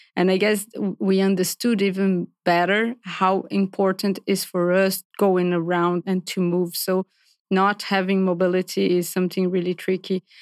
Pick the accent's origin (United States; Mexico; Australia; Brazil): Brazil; moved away as an adult; also born or lived in Paris; I'm from Brazil originally.